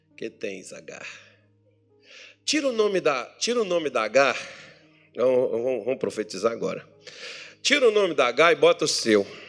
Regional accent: Brazil; Sou brasileiro

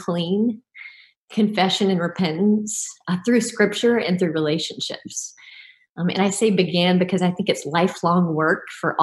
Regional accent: Deep South, United States; I grew up in the Deep South

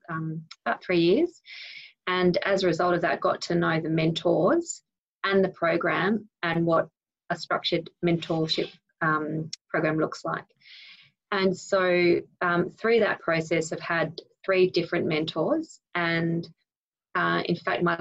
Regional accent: Sydney, New South Wales, Australia; I grew up in the North Shore of Sydney

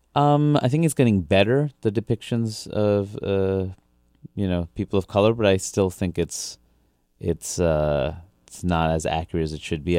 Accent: New York City, New York, United States; also born or lived in Brunswick, Maine; I grew up in Queens, New York.

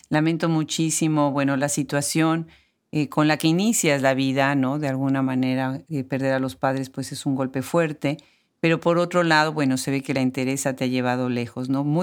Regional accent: Mexico; Sí, soy mexicana

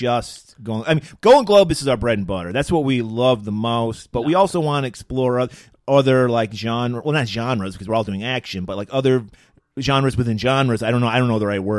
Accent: Detroit, Michigan, United States; we're from Detroit

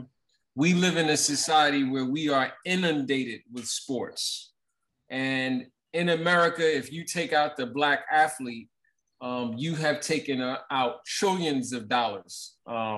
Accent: New York City, New York, United States; although I grew up in Brooklyn, my mother is from Portsmouth

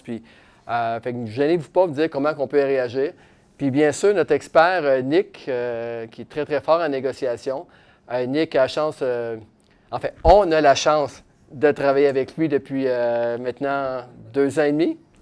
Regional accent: Quebec City, Quebec, Canada; now in Shawinigan, Canada; moi je viens de Québec, j'habite à Shawinigan

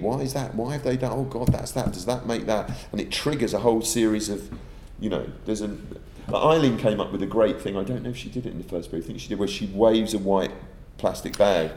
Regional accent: United Kingdom; I'm a, an indirect product of, as those millions of other British people of Irish descent.

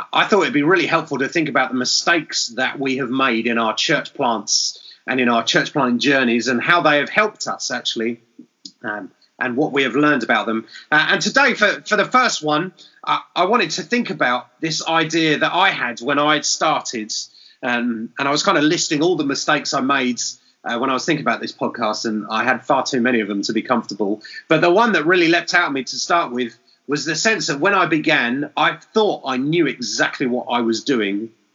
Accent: England, United Kingdom; I'm English

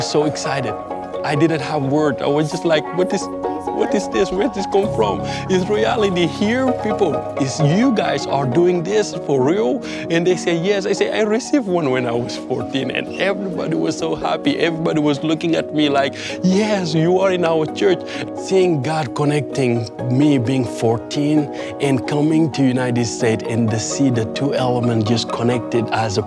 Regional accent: Senegal; I'm from Senegal. 95% of people where I grow up are not Christian.

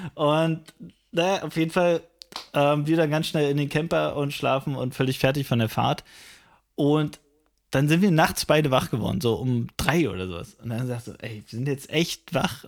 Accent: Frankfurt, Brandenburg, Germany; meiner Heimatstadt Frankfurt

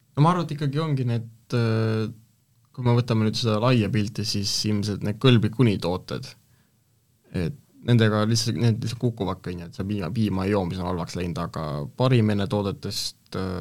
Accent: Estonia; ma olen maalt pärit

